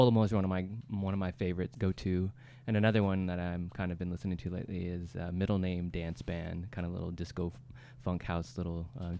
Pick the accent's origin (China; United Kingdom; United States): United Kingdom; England; I was born in England.